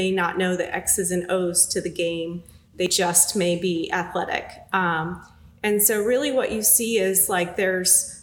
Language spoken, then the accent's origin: English; Massachusetts, United States; moved away as an adult; now in Greensboro, United States; I grew up in Massachusetts, came down